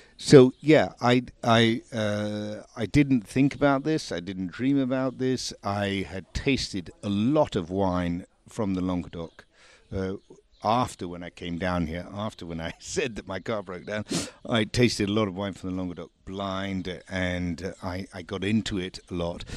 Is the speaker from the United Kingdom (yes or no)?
yes; England, United Kingdom; now in France; I was born in England, and I am here talking to you from the south of France